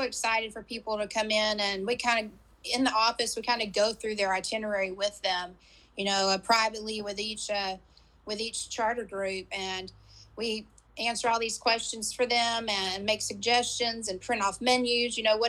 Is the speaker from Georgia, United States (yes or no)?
no; McKinney, Texas, United States; Yes, Jim, near Dallas, in McKinney.